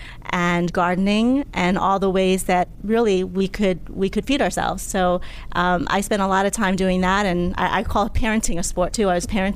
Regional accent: Upper Marlboro, Maryland, United States; also born or lived in Laos; I grew up in Upper Marlboro, Maryland, coming from Laos, war-torn Laos, when I was a child

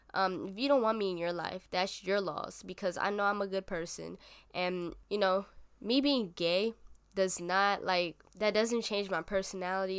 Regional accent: New York City, New York, United States; I was born and raised in the Bronx, New York.

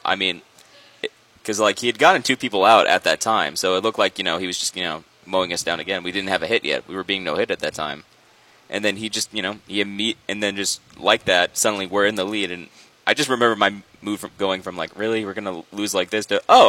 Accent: Tampa, Florida, United States; I'm from Tampa, huge Lightning fan.

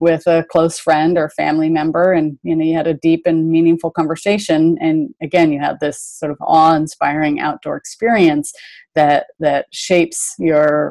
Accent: Berkeley, California, United States; I was raised in Berkeley, California

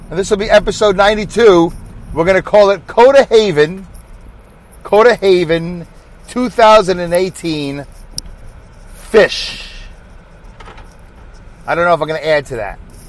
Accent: New York City, New York, United States; my accent because I'm from Brooklyn, New York

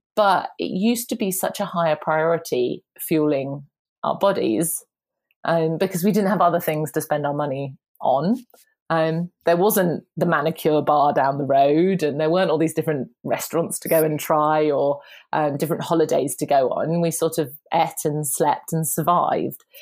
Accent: United Kingdom; now in London, United Kingdom; I'm so British. I'm very southern British.

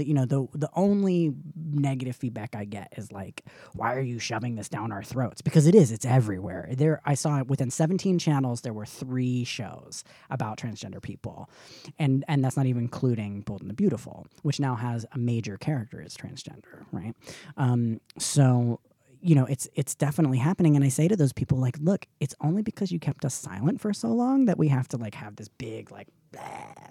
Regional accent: Atlanta, Georgia, United States

